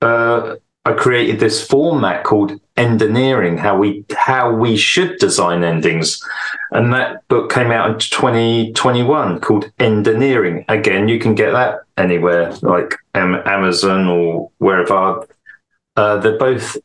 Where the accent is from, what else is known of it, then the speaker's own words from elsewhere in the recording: United Kingdom; now in Stockholm, Sweden; I live in Stockholm in Sweden. I'm British